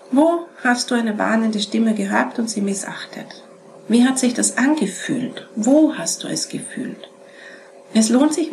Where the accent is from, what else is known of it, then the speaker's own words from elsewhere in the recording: Vienna, Austria; Peter ist aus Salzburg, ich bin aus Wien, ich bin nie herumgefahren.